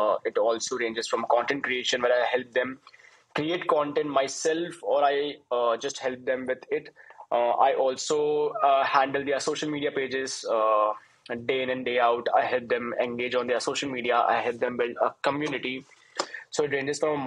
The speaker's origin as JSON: {"language": "English", "country": "India", "said": "I'm from India"}